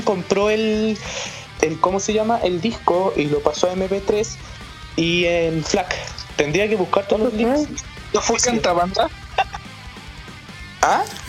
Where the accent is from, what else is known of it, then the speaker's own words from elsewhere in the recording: Chile; yo soy el único, por decirlo así como chileno